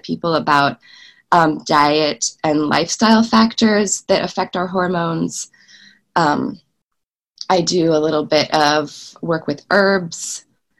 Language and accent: English; Willamette Valley, Oregon, United States; moved away as an adult; now in Davis, United States; I'm originally from Oregon, from the Willamette Valley, about 9 hours drive north of where I'm living currently